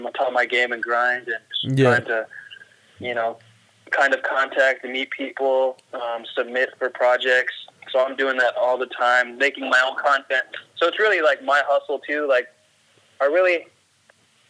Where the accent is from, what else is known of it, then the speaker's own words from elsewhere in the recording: Seattle, Washington, United States; I'm from Seattle